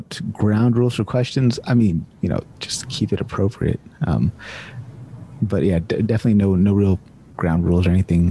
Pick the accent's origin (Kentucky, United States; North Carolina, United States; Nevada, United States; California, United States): California, United States; accent: Californian; now in Winnipeg, Canada; a nice, smooth and sexy Californian accent